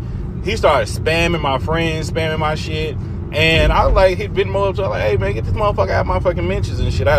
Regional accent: Texas, United States; I am the darker skinned version. But I'm originally from Texas, actually from Texas, though.

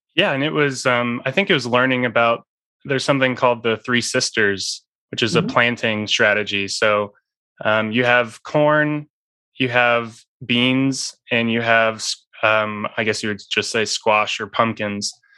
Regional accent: northern Indiana, United States; I was born and raised in in the Midwest, so I was surrounded by uh, corn and soybean fields growing up

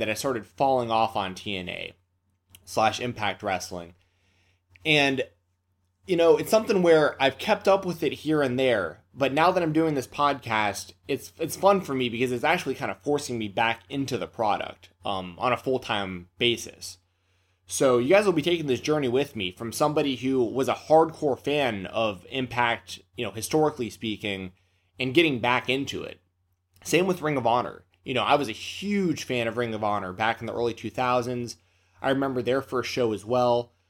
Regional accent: Nashville, Tennessee, United States; I'm from Nashville, Tennessee

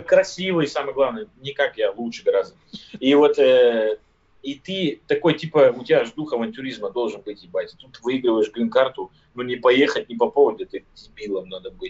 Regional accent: Siberia, Russia; moved away as an adult; now in United States; Я родился в, в глубинке, в Сибири, в деревне, то есть я не из Москвы и не из, там, из какого-то крупного города

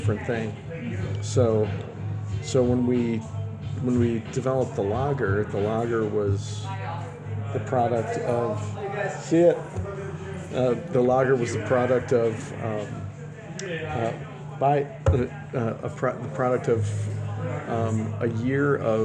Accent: Chicago, Illinois, United States; I'm born and raised in Chicago.

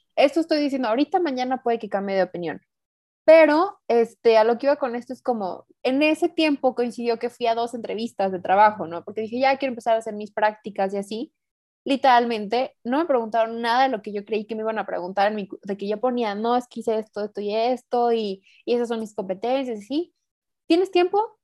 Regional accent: Mexico; also born or lived in San Luis Potosí; yo vivo en San Luis, yo soy mexicana

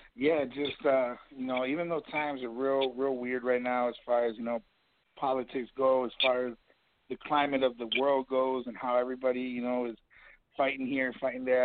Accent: Kenosha, Wisconsin, United States; now in Chicago, United States; doing local talent shows in my hometown of Kenosha, Wisconsin.

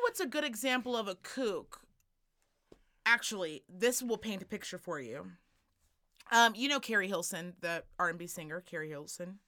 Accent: United States; as an American

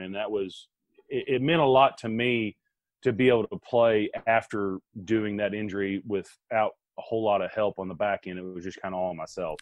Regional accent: Arkansas, United States; also born or lived in Green Bay; my home state of Arkansas

